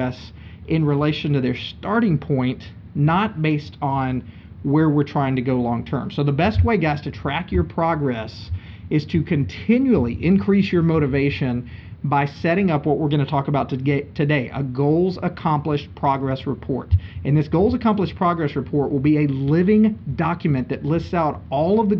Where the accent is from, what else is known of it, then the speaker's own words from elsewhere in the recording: Linden, Texas, United States; They got offered some land in my tiny town of Linden, Texas, and that's where they stayed. And that's why I'm from Texas